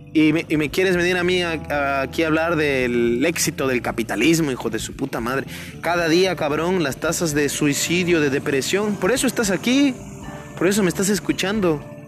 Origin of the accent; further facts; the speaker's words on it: Mexico; en mi país